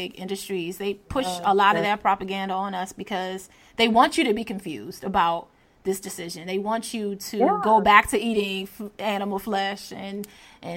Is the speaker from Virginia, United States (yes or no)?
yes; Hampton Roads, Virginia, United States; I grew up in Hampton Roads near PETA.